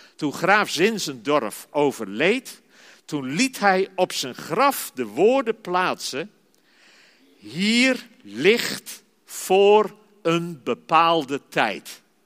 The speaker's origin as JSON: {"language": "Dutch", "town": "Zeist", "region": "Utrecht", "country": "Netherlands", "tie": "born or raised there", "said": "ik ben geboren en getogen in Zeist"}